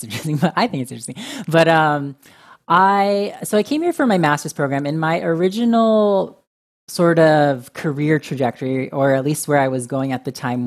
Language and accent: English; Orange County, California, United States; moved away as an adult; now in New York, United States; I grew up in a suburban Orange County